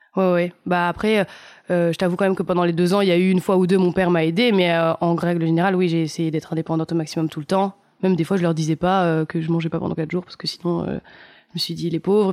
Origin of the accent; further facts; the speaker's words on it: Nice, Provence-Alpes-Côte d'Azur, France; J'ai grandi à Nice.